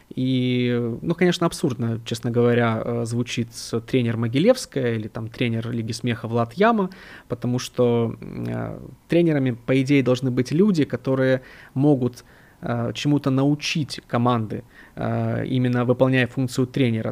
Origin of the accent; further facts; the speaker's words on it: Odesa, Odesa Oblast, Ukraine; я сам из Украины, из Одессы